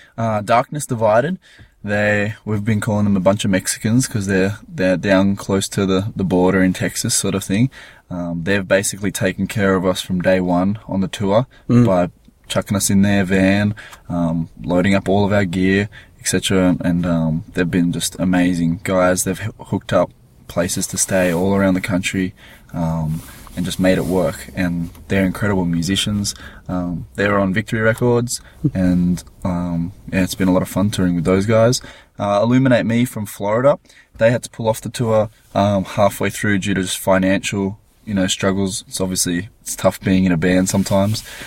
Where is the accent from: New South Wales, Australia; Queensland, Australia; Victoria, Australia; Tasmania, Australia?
Queensland, Australia; Gold Coast; We're from the Gold Coast